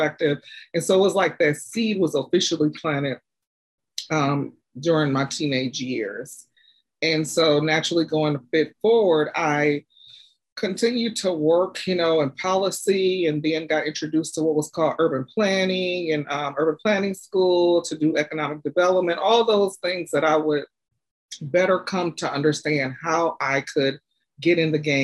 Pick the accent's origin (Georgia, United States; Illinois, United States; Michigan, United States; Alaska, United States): Michigan, United States; Detroit; I'm from Detroit